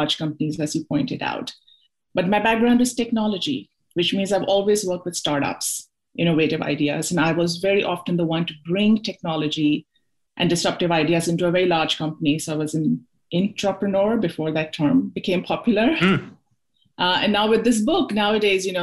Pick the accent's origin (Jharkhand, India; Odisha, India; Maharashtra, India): Maharashtra, India; Mumbai; moved away as an adult; I'm originally from Mumbai.